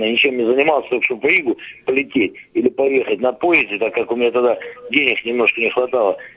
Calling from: Moscow, Russia; Здравствуйте, добрый вечер. Я из Москвы.

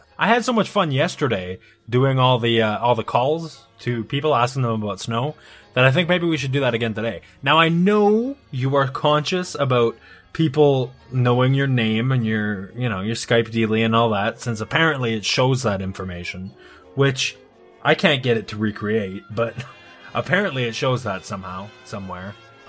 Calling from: Canada; Oh, I'm in Canada as well. I'm actually over a province, though.

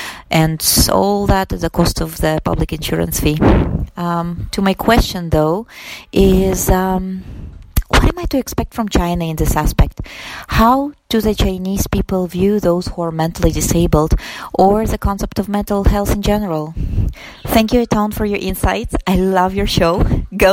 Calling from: Munich, Bavaria, Germany; I'm calling from Munich, Germany

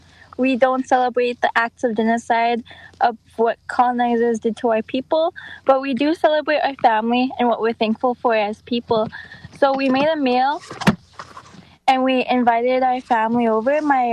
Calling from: St. Paul, Minnesota, United States; I come at you from St. Paul.

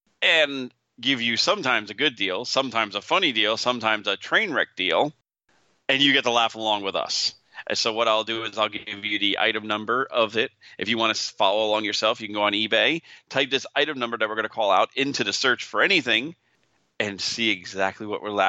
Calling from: St. Louis, Missouri, United States; Hi, I'm from … from St. Louis, been pinball for a couple of years

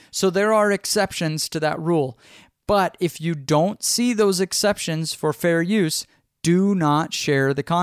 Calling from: Austin, Texas, United States

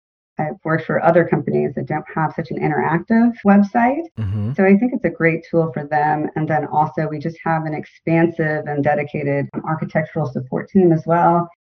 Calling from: Florida, United States; I am kind of in between Sarasota and St. Petersburg, Florida. So I'm on the Gulf Coast of Florida.

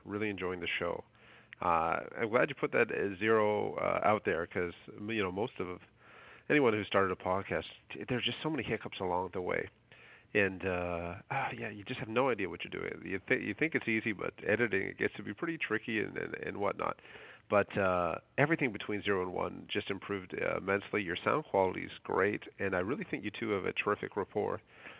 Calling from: Toronto, Ontario, Canada

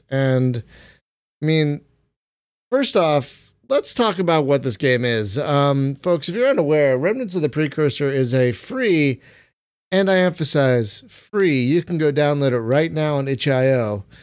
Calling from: Nebraska, United States; I'm calling in from Nebraska.

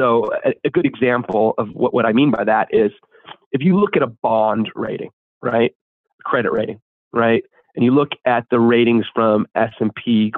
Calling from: Los Angeles, California, United States; Los Angeles, California.

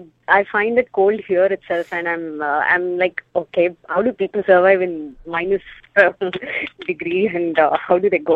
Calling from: California, United States; I'm calling from California.

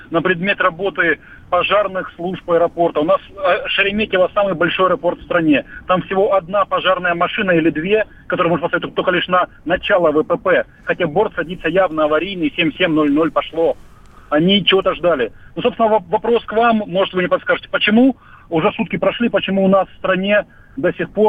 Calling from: Volgodonsk, Rostov Oblast, Russia; Я не, я не эксперт, город Волгодонск

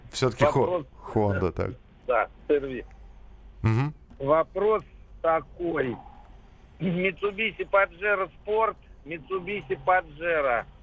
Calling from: Saratov, Saratov Oblast, Russia; Добрый день, я звоню из Саратова.

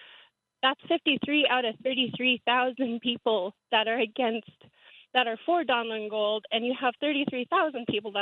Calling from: Bethel, Alaska, United States; I'm calling from Bethel, Alaska.

